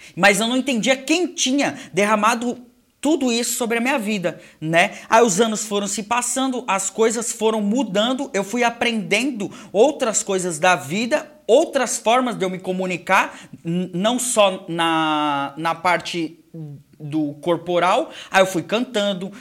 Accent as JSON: {"language": "Portuguese", "country": "Brazil", "said": "aqui no Brasil eu não sou brasileiro, eu sou é japonês. É e aí no Japão eu sou brasileiro"}